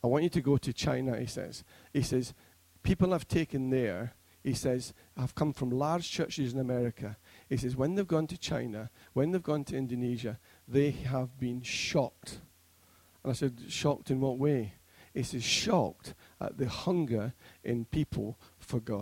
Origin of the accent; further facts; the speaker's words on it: Scotland, United Kingdom; now in Preston, United Kingdom; being a Scotsman